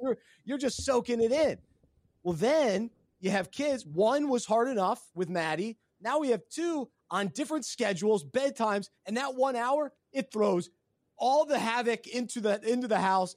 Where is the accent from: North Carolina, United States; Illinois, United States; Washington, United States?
North Carolina, United States; Charlotte; I lived my whole life in Charlotte since I was six. So I'm a Southerner. I'm a true Southerner